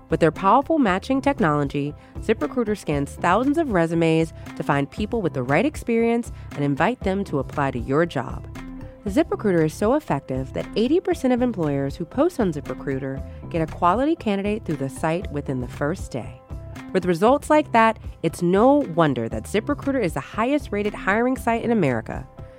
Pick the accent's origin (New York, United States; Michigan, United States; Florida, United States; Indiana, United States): New York, United States; And being a New Yorker, it's absolutely amazing to have the ability to see Spider-Man go through Manhattan.